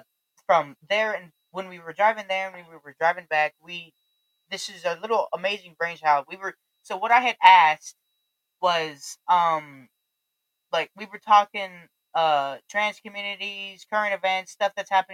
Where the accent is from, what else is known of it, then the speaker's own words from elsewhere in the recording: Texas, United States; accent: Southern; now in Colorado, United States; I was born in Texas, so I'm from the South